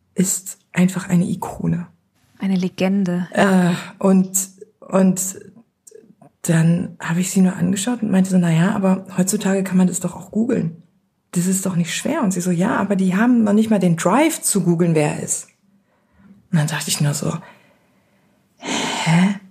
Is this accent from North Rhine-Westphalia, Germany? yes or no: yes; Beckum, North Rhine-Westphalia, Germany; meine Eltern, die sich damals noch nicht kannten, Mitte der 70er in das kleine Dorf Beckum gekommen in Nordrhein-Westfalen und da bin ich geboren worden.